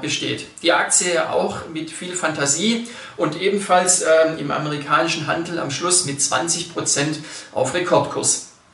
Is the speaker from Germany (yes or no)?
no; Switzerland; bei uns in der Schweiz